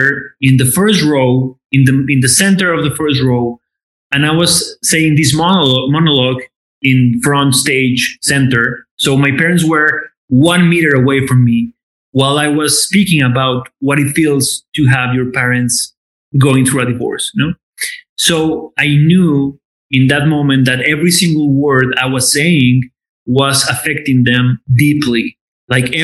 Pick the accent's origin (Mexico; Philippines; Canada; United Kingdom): Mexico; Aguascalientes; also born or lived in Mexico City, Mexico; now in Los Angeles, United States; I'm from Aguascalientes